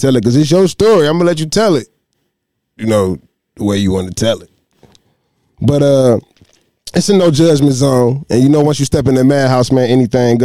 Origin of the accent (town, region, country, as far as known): Detroit, Michigan, United States